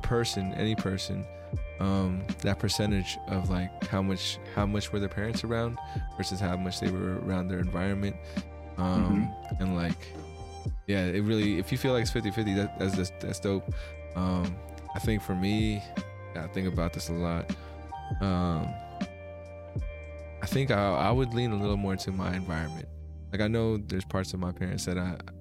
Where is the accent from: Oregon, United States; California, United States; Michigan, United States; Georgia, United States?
California, United States; we're both from California, living in multicultural areas